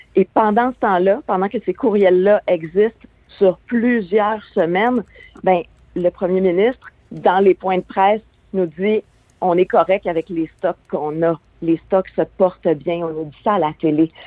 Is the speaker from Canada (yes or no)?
yes; Quebec, Canada; chez nous au Québec